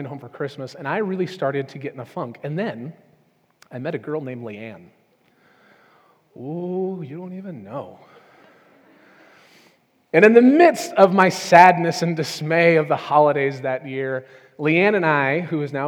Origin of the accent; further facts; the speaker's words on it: Southern California, United States; moved away as an adult; also born or lived in New Orleans; since I was a child, growing up in Southern California